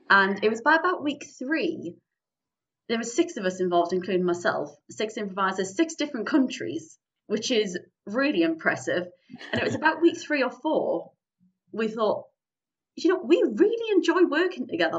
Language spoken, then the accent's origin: English; Newcastle upon Tyne, North East England, United Kingdom; I am from the lovely city of Newcastle upon Tyne, northeast England